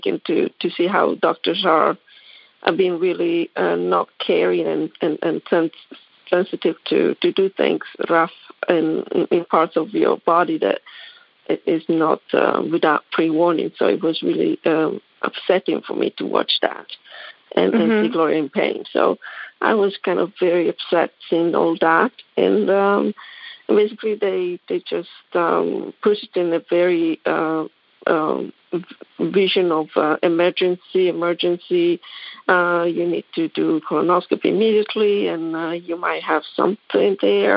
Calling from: Hilton Head, South Carolina, United States; I'm calling from South Carolina as well, Hilton Head

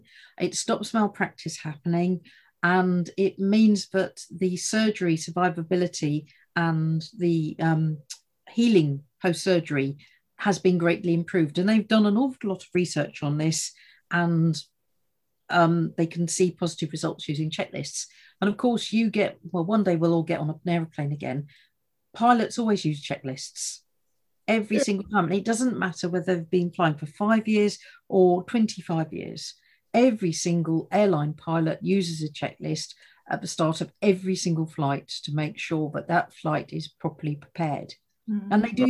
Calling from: East of England, United Kingdom; So today I'm out and about, and I'm in the heartlands of Essex

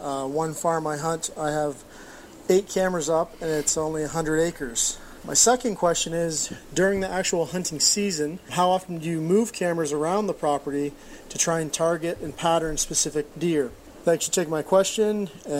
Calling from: Ontario, Canada; I'm calling from Ontario, Canada.

